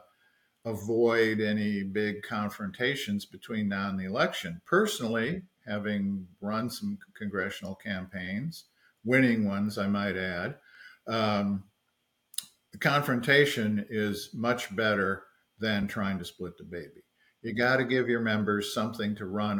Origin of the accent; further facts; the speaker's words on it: Florida, United States; my home state of Florida